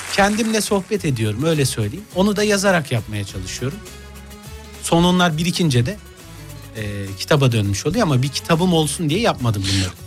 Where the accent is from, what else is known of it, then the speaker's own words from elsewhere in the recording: Gaziantep, Turkey; Gaziantep memleketimin takımını tutuyorum